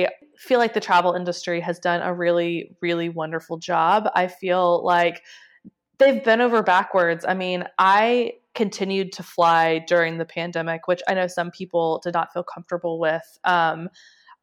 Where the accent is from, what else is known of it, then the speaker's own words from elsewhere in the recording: Nashville, Tennessee, United States; moved away as an adult; now in London, United Kingdom; the one that I grew up with in Nashville